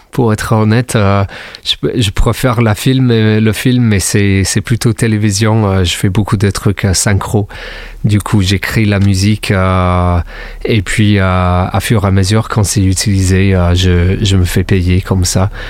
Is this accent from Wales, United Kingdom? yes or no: yes; Swansea, Wales, United Kingdom; French is a second language; moved away as an adult; now in Montpellier, France; je viens de, du Pays de Galles, euh, plus précisément à Swansea. je suis arrivé ici en 2010, en mai 2010